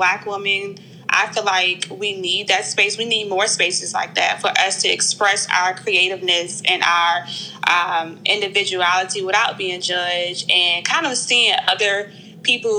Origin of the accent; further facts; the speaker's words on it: Petersburg, Virginia, United States; also born or lived in Raleigh, North Carolina / Charlotte, North Carolina; now in Richmond, United States; I'm originally from Petersburg, Virginia. I currently live in Richmond, Virginia. I went to school in Charlotte, and I grew up a little bit in Raleigh